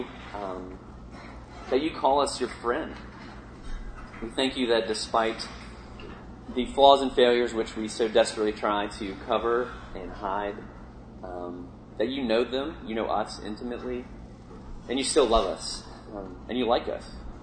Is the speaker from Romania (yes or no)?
no; Richmond, Virginia, United States; moved away as an adult; now in New York, United States; I grew up in Virginia. I grew up in Richmond, which is the capital.